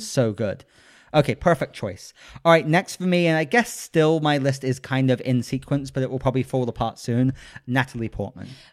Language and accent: English; United Kingdom; I am a British gentleman